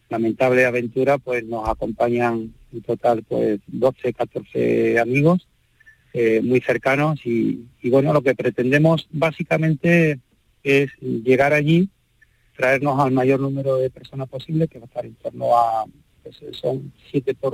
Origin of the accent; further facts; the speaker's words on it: Seville, Andalusia, Spain; now in Madrid, Spain; me encuentro en Madrid, que eh, es donde resido, aunque soy sevillano, casada con una madrileña